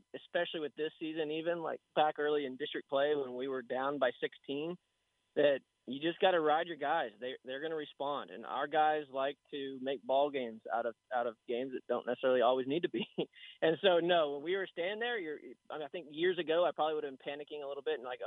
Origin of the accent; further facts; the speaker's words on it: El Paso, Texas, United States; also born or lived in Lubbock, Texas; now in Dallas, United States; we're from the Panhandle, but we grew up out in El Paso, Texas.